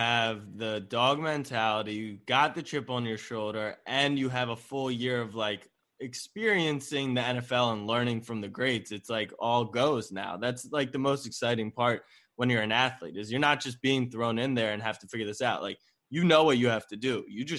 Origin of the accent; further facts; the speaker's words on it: Baltimore, Maryland, United States; So I'm a Ravens fan. I mean, I grew up in Baltimore, and we just call him Hollywood Brown.